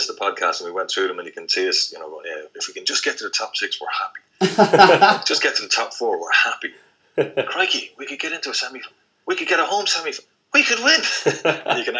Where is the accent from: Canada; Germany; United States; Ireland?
Ireland; Leinster; I'm from Leinster